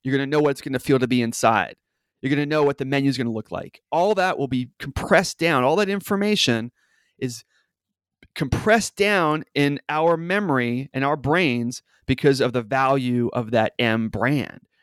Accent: New York City, New York, United States; now in Seattle, United States; I live in Seattle, as you said, but I grew up in New York City

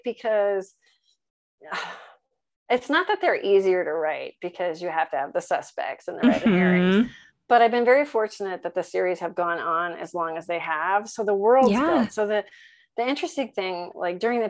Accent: New England, United States; I'm from New England. So that's old stomping grounds

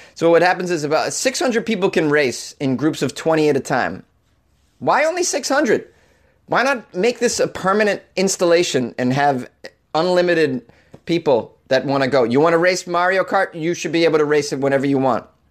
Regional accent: United States; As a child growing up on the New Hampshire border

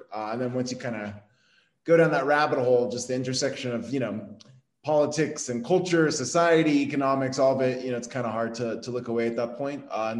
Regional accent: California, United States; also born or lived in Arizona; I mostly grew up in Southern California, and then for part of high school, lived in Arizona.

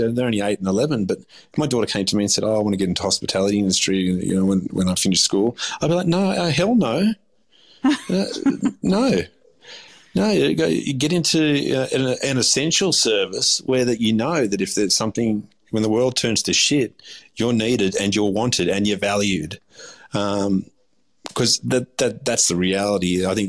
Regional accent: Australia; I consider myself Aussie. I'm half Turkish. I was born here. I was raised here. I'm an Aussie.

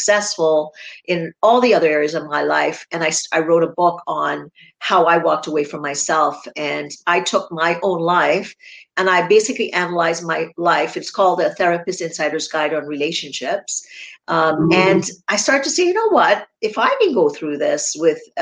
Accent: Trinidad & Tobago; I grew up in Trinidad and Tobago in the Caribbean.

